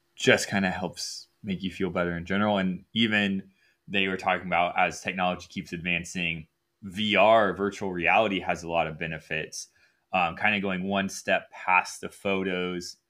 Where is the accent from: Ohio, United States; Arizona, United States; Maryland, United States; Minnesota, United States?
Ohio, United States; I was from Ohio